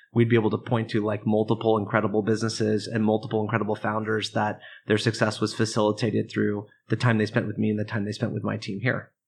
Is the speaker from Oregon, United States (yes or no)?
yes; Oregon, United States; I grew up in Oregon, um, in a, in a small town outside of Portland